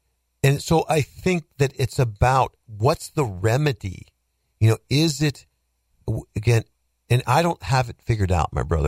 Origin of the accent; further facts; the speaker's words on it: United States; I'm an American.